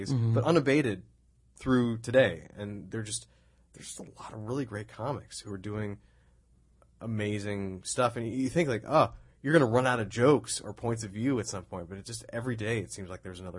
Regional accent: New York, United States; I love New York. That was one of the. I'm a New Yorker at heart.

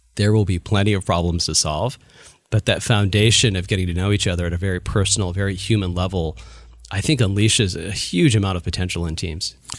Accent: Chicago, Illinois, United States; now in Bay Area, United States; I was born and raised in the Chicago area

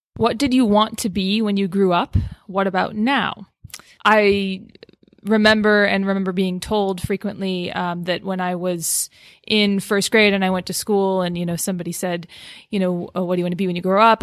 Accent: Boston area, Massachusetts, United States; I'm from the Boston area.

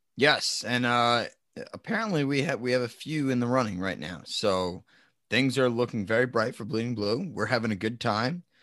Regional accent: New Jersey, United States; we're from New Jersey

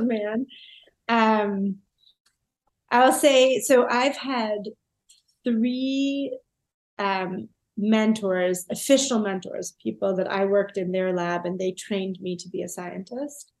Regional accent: Toronto, Ontario, Canada; moved away as an adult; also born or lived in England; I'm from Toronto, and you know, my parents are from Toronto. My grandparents are from Toronto. The idea of leaving Toronto wasn't even in my mind, really.

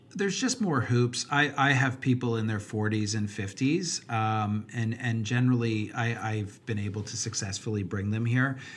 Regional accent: Canada; as a Canadian

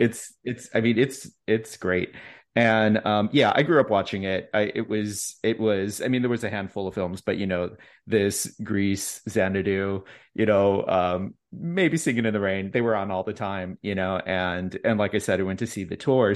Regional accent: Chicago, Illinois, United States; now in Texas, United States; I'm from Chicago

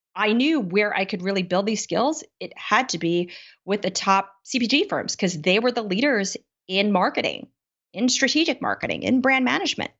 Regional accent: United States; Being Asian American

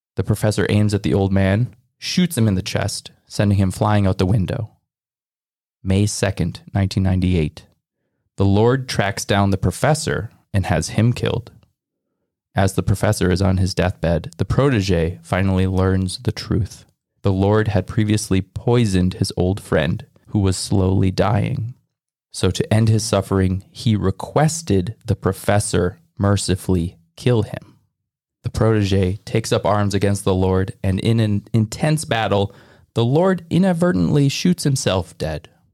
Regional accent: Midwest, United States; I'm also from the Midwest

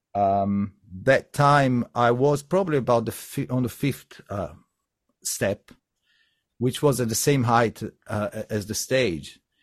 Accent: Sardinia, Italy; I come from Sardinia

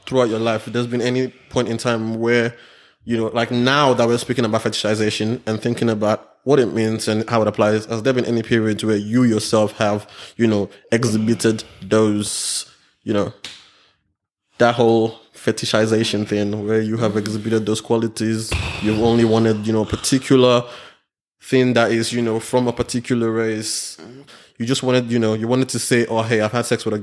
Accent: Nigeria; now in Australia; I grew up in Nigeria

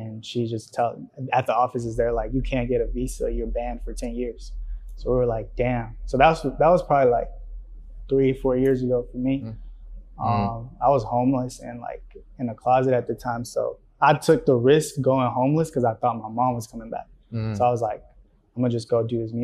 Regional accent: Riverdale, United States; born or raised there; first language Spanish; English is a second language; also born or lived in Mexico

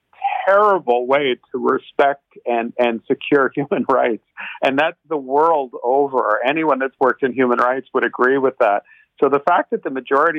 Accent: Quebec, Canada; I'm from Quebec.

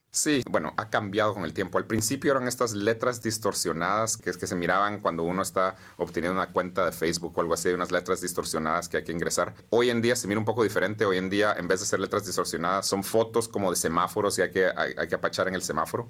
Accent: Guatemala; moved away as an adult; now in United States; Nací y crecí en Guatemala.

